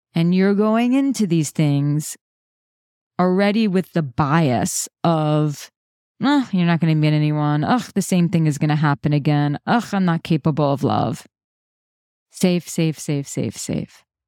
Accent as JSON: {"language": "English", "town": "New York City", "region": "New York", "country": "United States", "said": "I'm a New Yorker"}